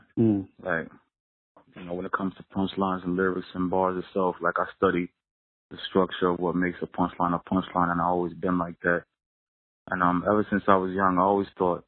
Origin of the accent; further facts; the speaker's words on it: Yonkers, New York, United States; I'm from Yonkers